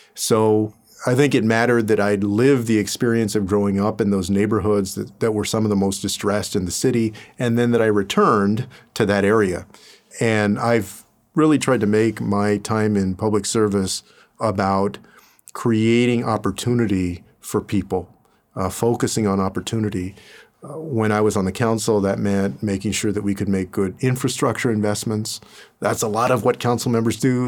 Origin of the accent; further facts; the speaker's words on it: San Antonio, Texas, United States; moved away as an adult; I went away from my hometown of San Antonio